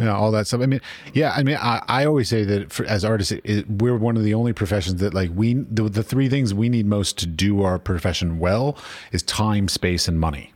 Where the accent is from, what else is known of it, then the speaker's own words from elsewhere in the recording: Washington, District of Columbia, United States; I grew up in Washington, D C